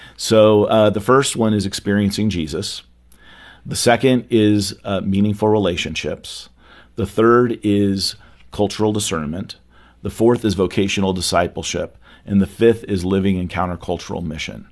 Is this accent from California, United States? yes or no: yes; California, United States; now in Dallas, United States; growing up in California, I wasn't in, uh, the Bible Belt